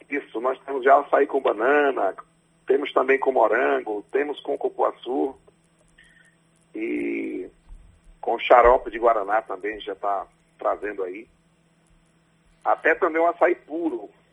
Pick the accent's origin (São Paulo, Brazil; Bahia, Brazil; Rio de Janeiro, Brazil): Bahia, Brazil; Ubaíra; Eu nasci no interior de Ubaíra